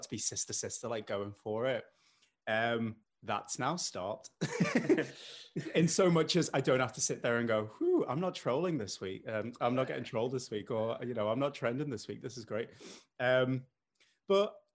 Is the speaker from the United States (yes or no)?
no; Liverpool, North West England, United Kingdom; accent: mild; And despite the accent, I know it's mild. I'm from Liverpool